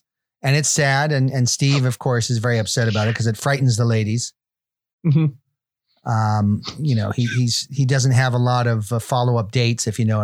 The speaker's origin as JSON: {"language": "English", "town": "Liverpool", "region": "North West England", "country": "United Kingdom", "tie": "born or raised there", "said": "is a song. So this is about growing up in Liverpool."}